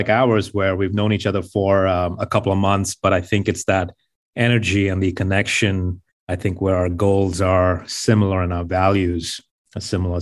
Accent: Mumbai, Maharashtra, India; moved away as an adult; now in United States; my background is I grew up in Mumbai and I didn't come from a lot of wealth

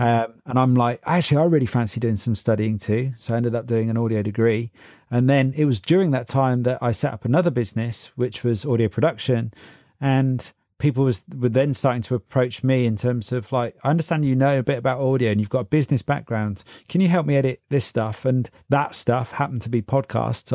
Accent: Oxford, South East England, United Kingdom; also born or lived in Berlin, Germany / London; I grew up around Oxford

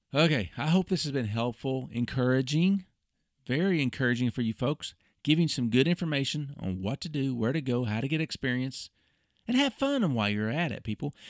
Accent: Oklahoma City, Oklahoma, United States; my hometown, Oklahoma City

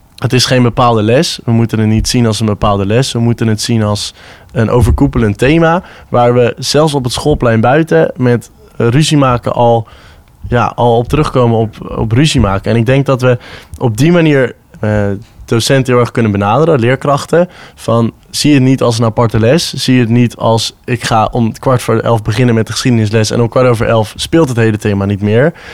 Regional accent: Netherlands; als Nederlanders

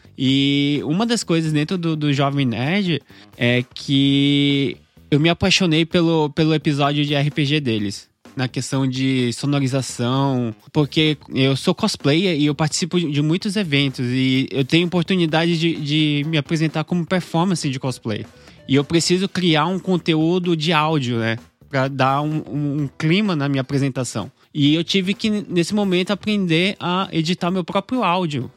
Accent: Brazil; aqui como brasileiro

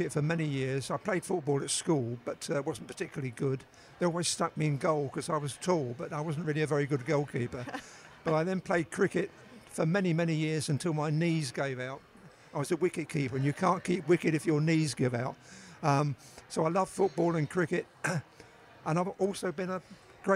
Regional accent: London, United Kingdom; I grew up in East London in East Ham.

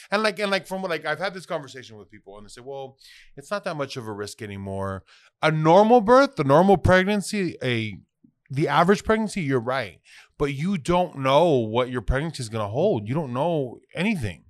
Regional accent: Phoenix, Arizona, United States; I was born in Phoenix, Arizona

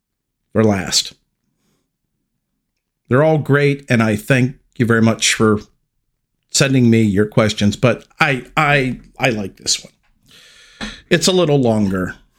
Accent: Texas, United States; I currently live and was born and raised in Texas

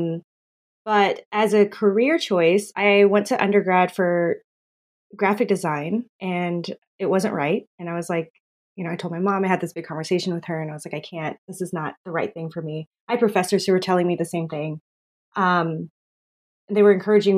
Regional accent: Texas, United States; also born or lived in Philippines / Arizona; I moved to Texas with my family when I was just a baby. I grew up mostly in Texas

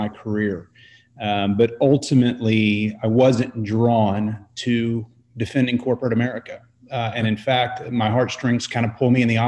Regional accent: Dallas, Texas, United States; I grew up in Dallas

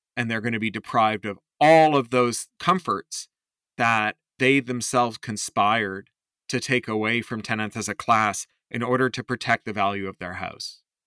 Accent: Toronto, Ontario, Canada; Me growing up in Toronto in the seventies and eighties

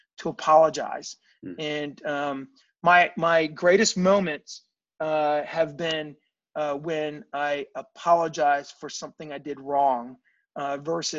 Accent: Virginia, United States; I grew up in Virginia, and my parents were from Baltimore

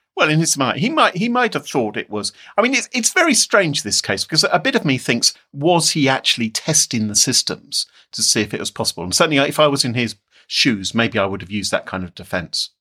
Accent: United Kingdom; I'm British

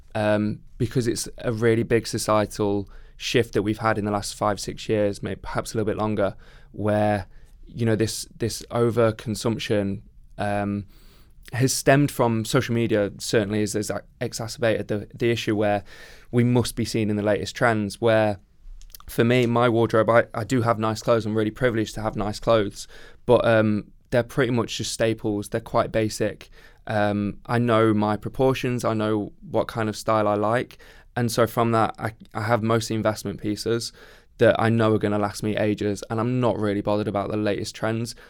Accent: Midlands, United Kingdom; I grew up in the Midlands

